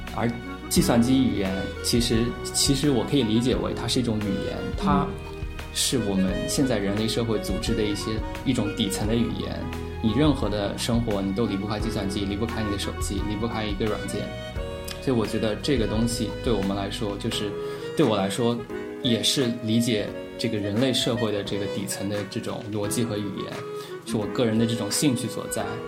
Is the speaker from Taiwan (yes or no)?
no; Huzhou, Zhejiang, China; moved away as an adult; 其实我呢，自我定位一直是一个小镇青年，然后我在大学出国之前，其实一直是在我的家乡，我家乡是一个浙江的一个小城，然后叫湖州，然后它是以这个毛笔出名，之前有苏轼也做过他的那个知府。然后我初中、高中其实都是在家乡最好的高中读的